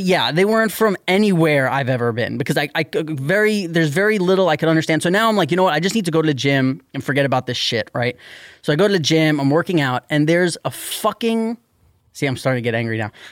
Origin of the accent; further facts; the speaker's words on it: New York City, New York, United States; I'm from New York City